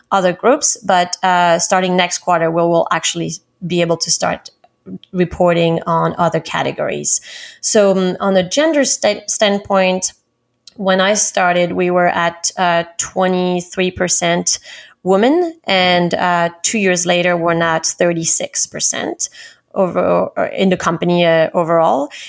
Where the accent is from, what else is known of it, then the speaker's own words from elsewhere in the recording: Paris, Île-de-France, France; moved away as an adult; also born or lived in London, United Kingdom; now in New York, United States; I'm originally from Paris, France.